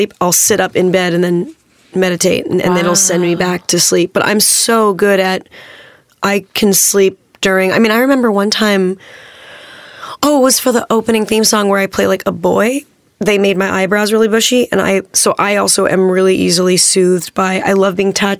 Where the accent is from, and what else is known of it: Manhattan Beach, California, United States; born or raised there